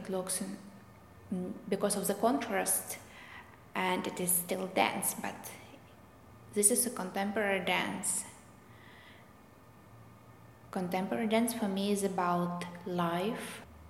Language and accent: English; Russia; English is a second language; Because I came from Russia, and in Russia the tradition of classical ballet is quite strong.